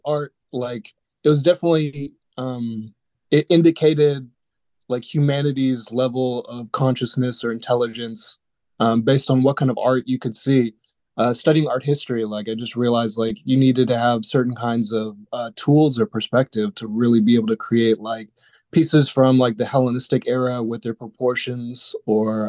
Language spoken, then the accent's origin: English; Dallas, Texas, United States; I'm originally from Dallas, Texas